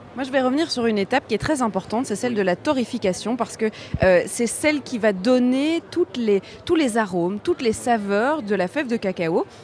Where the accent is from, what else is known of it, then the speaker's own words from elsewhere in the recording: Belgium; on est belge